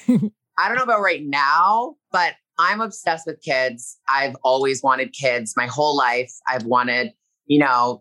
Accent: Toronto, Ontario, Canada; now in Los Angeles, United States; I'm from Toronto and I live here in LA.

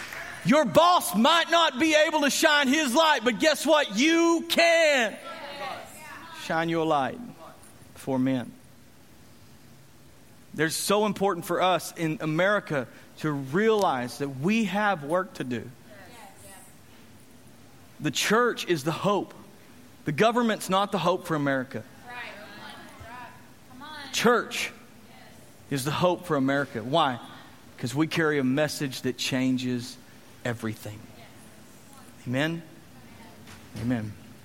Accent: Texas, United States; Well, we're from Texas. Everybody's Christian in Texas.

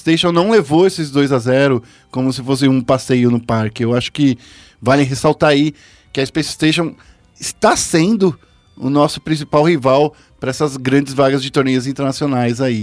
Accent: São Paulo, Brazil; no Capão Redondo, onde eu nasci

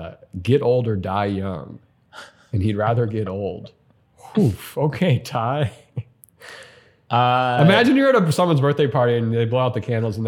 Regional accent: Montana, United States; I grew up in Montana.

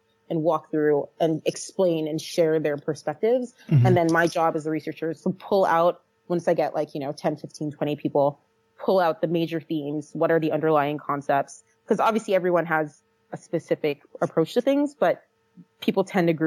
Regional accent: Fort Lauderdale, Florida, United States; moved away as an adult; also born or lived in Virginia; now in California, United States; that's where I'm from. That's where my family is, born and raised.

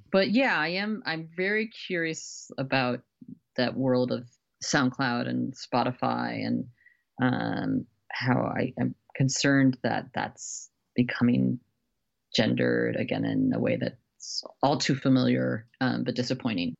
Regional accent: Beloit, Wisconsin, United States; moved away as an adult; also born or lived in New York / Miami; now in Los Angeles, United States; I grew up in Wisconsin in a town called Beloit, uh, which is a smallish, uh, college town on the Illinois border

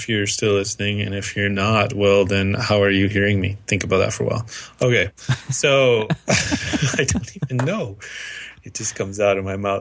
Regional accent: United States; I'm American

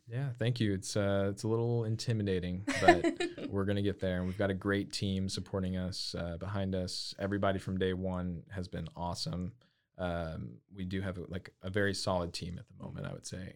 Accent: Lake Jackson, Texas, United States; moved away as an adult; now in Waco, United States; I'm originally from south of Houston

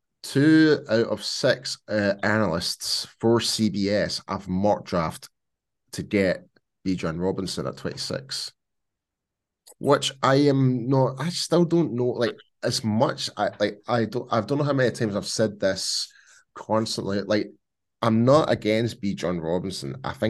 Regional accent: Scotland, United Kingdom; I'm definitely Scottish, but I can do pull off some different accents as well if you must.

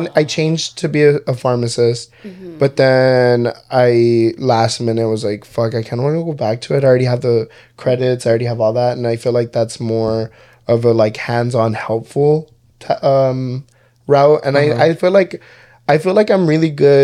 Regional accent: Texas, United States; I'm from Texas, so Texas is pretty hot

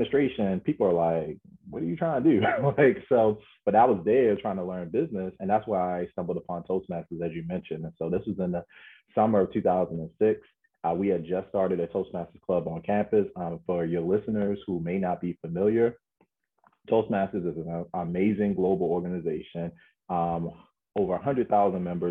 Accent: Baltimore, Maryland, United States; I'm a kid from Baltimore

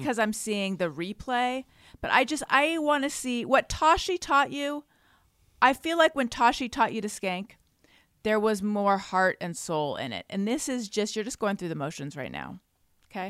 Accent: Orange County, California, United States; I'm from Orange County

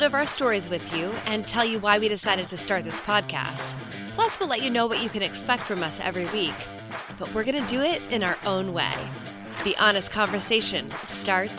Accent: suburbs of Chicago, Illinois, United States; I am a 41-year-old therapist living in the suburbs of Chicago. I grew up here. I'm a true Midwesterner

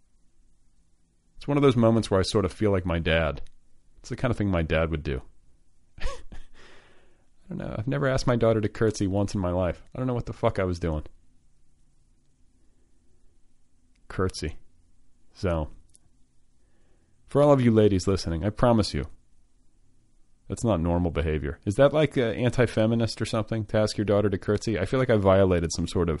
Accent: Wisconsin, United States; that's my hometown. That's where I was born.

